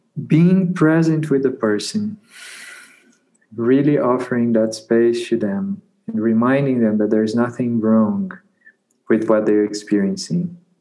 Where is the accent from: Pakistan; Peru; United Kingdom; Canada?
Peru; So I came directly from Peru, from the jungle, back to a university, to that context that was not at all welcoming to that.